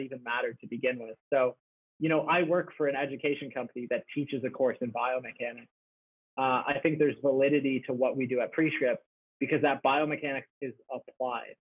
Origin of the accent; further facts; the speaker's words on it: Canada; being Canadian